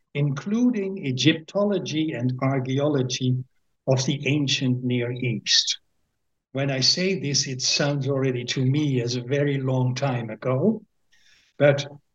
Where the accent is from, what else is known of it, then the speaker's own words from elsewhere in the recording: Winschoten, Groningen, Netherlands; born there; English is a second language; I am born at the 21st of May, 1954, in a small town called Winschoten, which is in the province of Groningen.